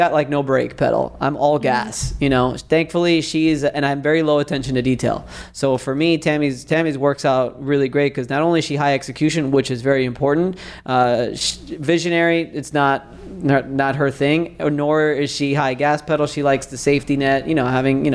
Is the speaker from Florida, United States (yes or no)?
yes; Miami, Florida, United States; now in Tampa, United States; it's me here in Tampa, born and raised in Miami